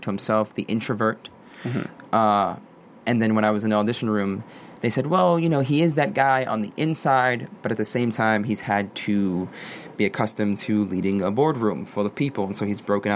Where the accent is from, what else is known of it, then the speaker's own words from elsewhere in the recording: New York City, New York, United States; I'm from Brooklyn, New York. I'm a Puerto Rican male from Brooklyn